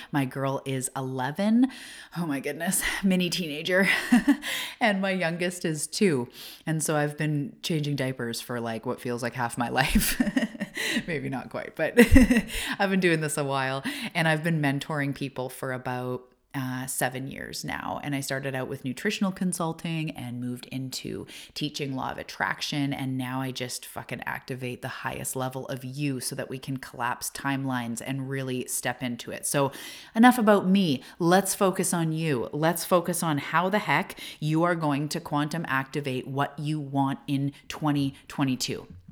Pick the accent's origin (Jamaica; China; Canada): Canada; also born or lived in Vancouver Island; I am a Canadian and I'm living on the west coast of Canada in a little tiny beach town